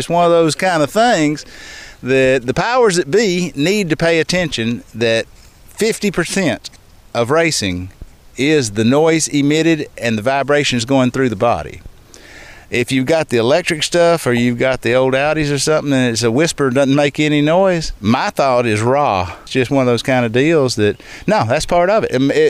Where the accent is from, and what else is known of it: Montgomery, Alabama, United States